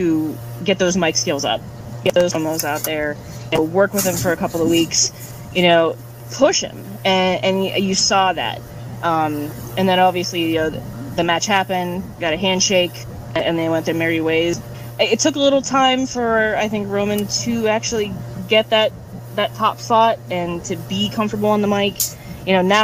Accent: Pittsburgh, Pennsylvania, United States; I'm from Pittsburgh

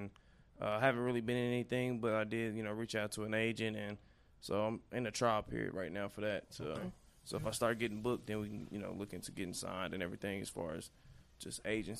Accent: Cedar Hill, Texas, United States; also born or lived in Dallas; I was actually born right down the street. Okay. At the hospital right off Wheatland. Okay. Okay. Yeah. And then I kind of bounced around a little bit, but I pretty much say I'm from Cedar Hill.

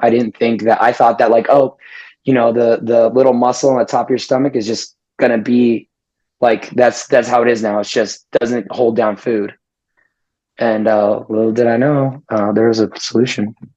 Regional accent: Las Vegas, Nevada, United States; born and raised in Las Vegas

